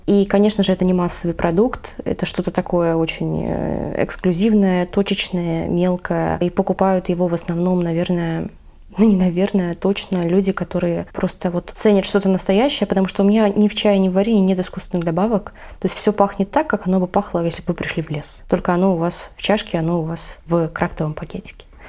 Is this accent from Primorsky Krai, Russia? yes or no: yes; Vladivostok, Primorsky Krai, Russia; я в детстве росла на Чуркине